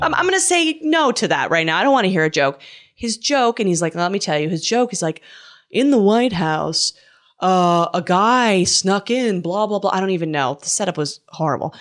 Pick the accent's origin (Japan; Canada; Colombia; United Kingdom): Canada; I'm from Canada